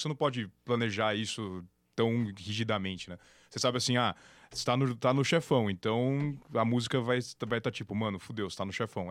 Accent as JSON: {"language": "Portuguese", "town": "Campinas", "region": "São Paulo", "country": "Brazil", "tie": "born or raised there", "also_born_or_lived": "São Carlos", "said": "em Campinas, que é minha cidade natal"}